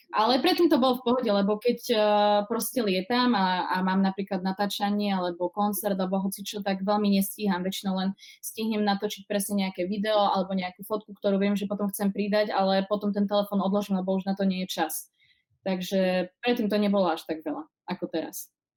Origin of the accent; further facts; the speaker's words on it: Košice, Košice Region, Slovakia; moved away as an adult; now in Prague, Czech Republic; momentálne pochádzam z Košic, uh, zo Slovenska, ako môžete počuť, ale uh, žijem už 7 rokov v Prahe